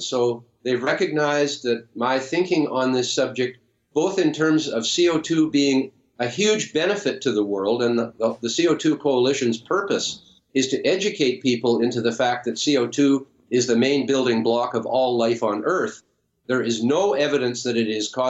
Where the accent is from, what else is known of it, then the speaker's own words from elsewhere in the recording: Canada; as a Canadian